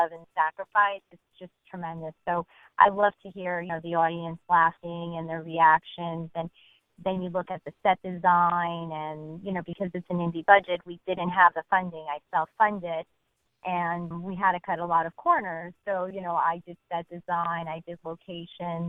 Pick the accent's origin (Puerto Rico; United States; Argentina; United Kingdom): Argentina; moved away; I'm from Argentina